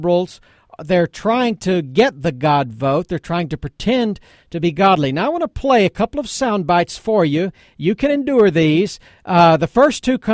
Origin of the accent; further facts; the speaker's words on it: East Texas, United States; I grew up in East Texas.